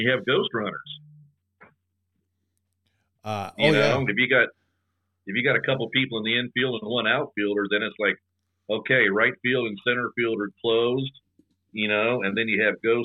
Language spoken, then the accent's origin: English; Topeka, Kansas, United States; I grew up in North Topeka, which was a little bit more rural.